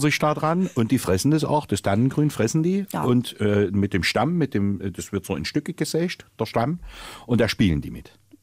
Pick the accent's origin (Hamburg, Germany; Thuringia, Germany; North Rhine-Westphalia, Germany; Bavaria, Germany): North Rhine-Westphalia, Germany; Sauerland; moved away; ich komme aus dem Sauerland und bin im Schnee geboren im Dezember